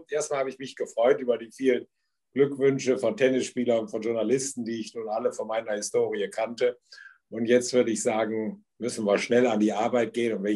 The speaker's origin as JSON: {"language": "German", "town": "Düsseldorf", "region": "North Rhine-Westphalia", "country": "Germany", "tie": "born or raised there", "said": "ich bin Rheinländer. Beim Rheinländer sagt man ja, wenn man es böse ist, der redet erst und fängt dann an zu denken. Ich hoffe, das ist nicht so ganz der Fall bei mir. Aber ich bin gebürtiger Düsseldorfer"}